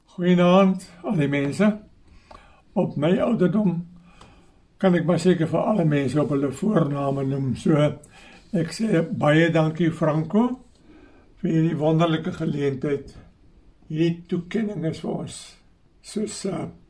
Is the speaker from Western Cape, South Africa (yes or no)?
no; southern Free State, South Africa; also born or lived in Stellenbosch; ons twee in die Suid-Vrystaat groot geword op 'n ou klein plek hier in die Suid-Vrystaat in die naam van Kaffervier.